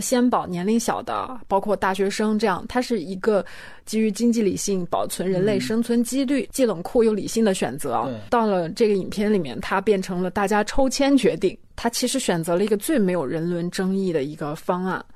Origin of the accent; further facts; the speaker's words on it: China; 因为我也是中国人